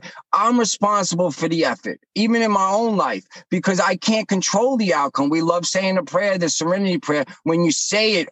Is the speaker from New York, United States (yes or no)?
yes; New York, United States; I'm from New York